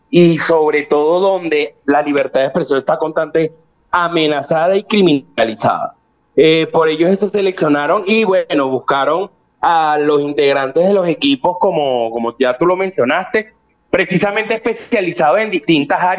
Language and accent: Spanish; Venezuela; pudimos ver que somos los únicos de Venezuela que pudimos ser galardonados.